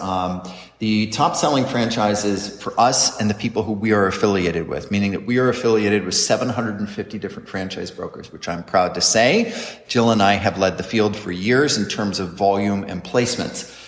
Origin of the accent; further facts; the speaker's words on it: San Diego, California, United States; now in Florida, United States; we're from San Diego, where craft beer dominates